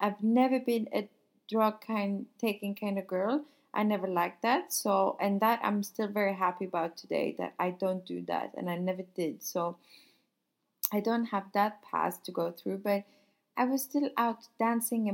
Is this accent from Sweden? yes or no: yes; Sweden; also born or lived in Paris, France; now in Nice, France; I'm from Sweden. I used to live in Paris. Now I live here and I work here.